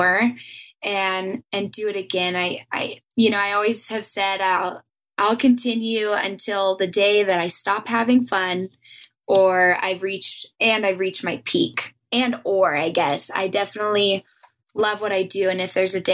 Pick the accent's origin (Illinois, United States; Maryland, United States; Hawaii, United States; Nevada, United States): Nevada, United States; Reno; back to my hometown